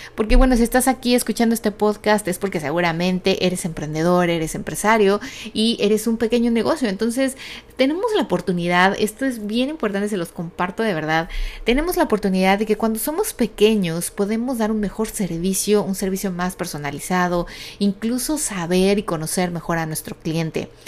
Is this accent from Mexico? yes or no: yes; Mexico; now in United States; México, que es obviamente de donde yo soy